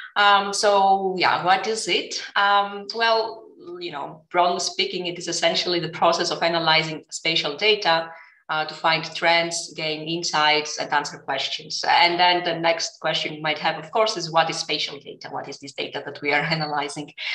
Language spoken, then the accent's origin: English; Greece; moved away as an adult; also born or lived in Lausanne, Switzerland / New York, United States / Athens, Greece; now in Berlin, Germany; I was in my home country, uh, Greece